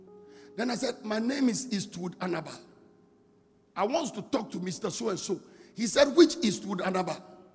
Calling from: Bolgatanga, Upper East, Ghana; I'm calling from Bogatanga.

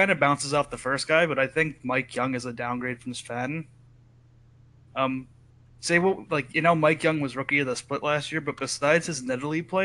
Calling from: Idaho, United States; I'm calling from Idaho. Idaho.

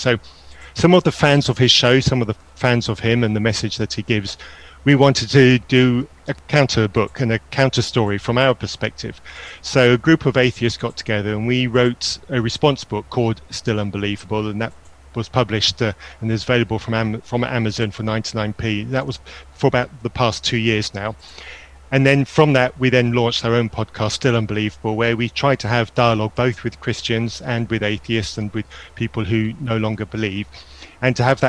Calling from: Burnham-on-Sea, South West England, United Kingdom; I'm from Burnham-on-Sea, Somerset, UK.

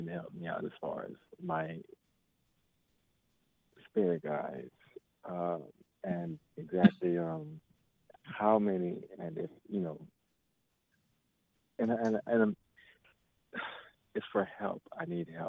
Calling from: Miami, Florida, United States; I'm calling from Miami, Florida

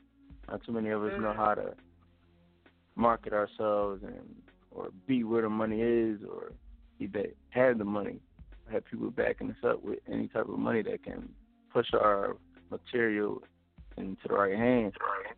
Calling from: Collegeville, Pennsylvania, United States; I'm calling from Collegeville. Collegeville, PA.

